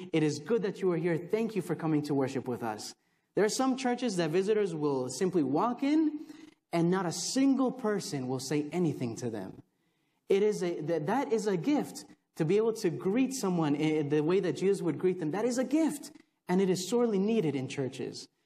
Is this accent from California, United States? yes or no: no; Texas, United States; also born or lived in Chicago, Illinois; I was born in Chicago, raised in Texas, uh, so I know more here than I do there